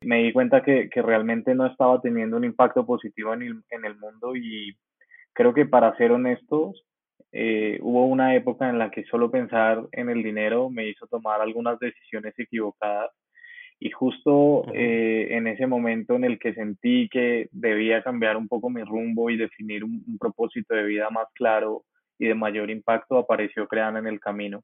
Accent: Colombia; soy un joven colombiano muy apasionado por el emprendimiento digital

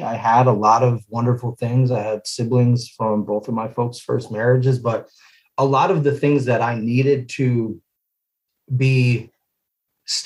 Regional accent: Western Massachusetts, United States; moved away as an adult; also born or lived in Seattle area, Washington; now in Tacoma, United States; I'm originally from Western Massachusetts, pretty small town. You know, spent most of my early years, so I was about 18, 19 out there.

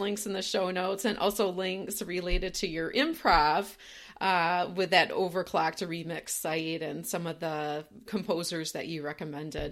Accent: Grand Rapids, Michigan, United States; now in Minneapolis, United States; I grew up in Michigan, not too far from where you are. I grew up in Grand Rapids

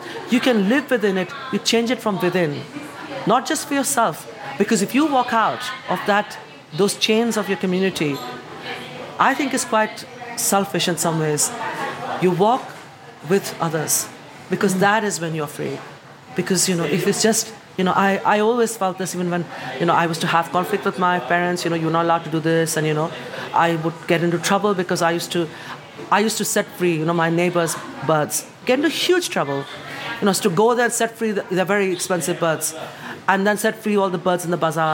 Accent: India; moved away as an adult; now in United Kingdom; I am from the East and from the West. In my accent, you hear it.

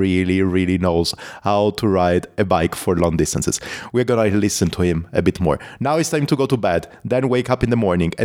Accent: Italy; accent: Italian; English is a second language; My Italian accent

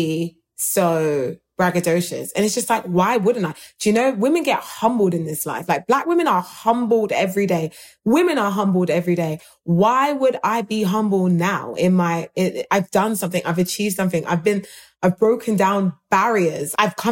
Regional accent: United Kingdom; British people

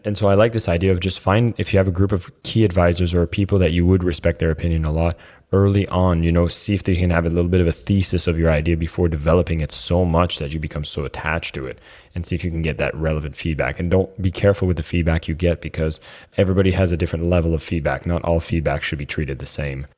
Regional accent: Canada; I'm Canadian

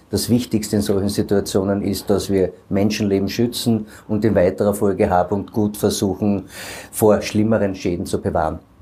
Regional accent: Carinthia, Austria; bei uns in Kärnten

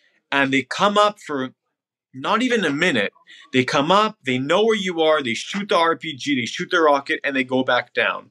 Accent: Canada; moved away as an adult; also born or lived in Israel; now in New York, United States; I grew up in Canada, moved to Israel when I was 18, and now I live in New York.

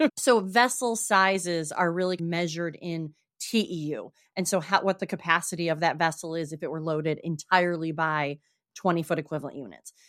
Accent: Traverse City, Michigan, United States; now in South Coast, Massachusetts, United States; I am from Northern Michigan originally

